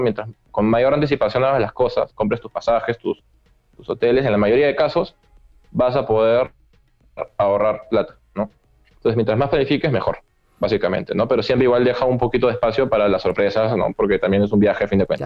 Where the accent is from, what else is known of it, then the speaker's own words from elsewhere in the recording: Peru; salí de Perú cuando estábamos en julio